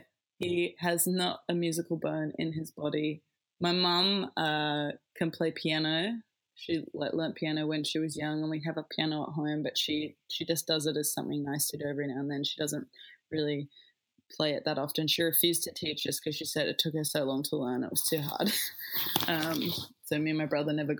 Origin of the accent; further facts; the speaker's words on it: Tasmania, Australia; moved away as an adult; now in Adelaide, Australia; I'm from Tassie. I grew up in Tassie